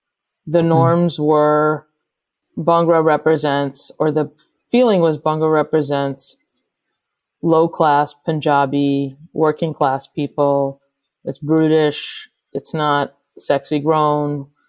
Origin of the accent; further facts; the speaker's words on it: New York City, New York, United States; just being a New Yorker and loving hip hop